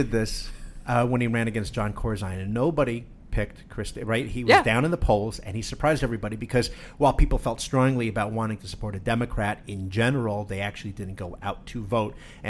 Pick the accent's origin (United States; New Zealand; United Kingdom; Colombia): United States; New Jersey; I'm from New Jersey.